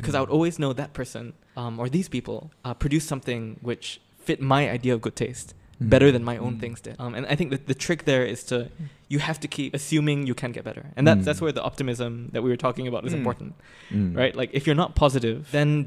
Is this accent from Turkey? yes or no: no; Singapore; I was from Singapore